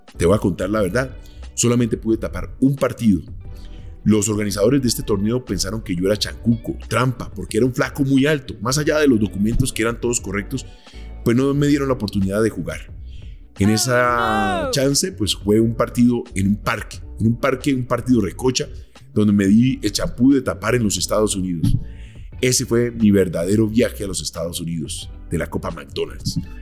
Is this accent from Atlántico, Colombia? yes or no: no; Cali, Valle del Cauca, Colombia; now in Bogotá, Colombia; desde Cali, mi ciudad natal